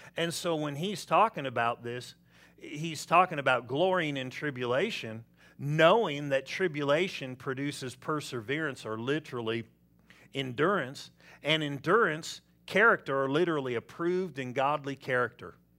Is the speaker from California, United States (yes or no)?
yes; Southern California, United States; I'm from Southern California.